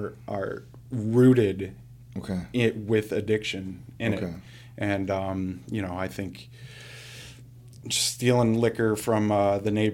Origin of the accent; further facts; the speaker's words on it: Woodstock, Illinois, United States; I grew up in Woodstock, Illinois.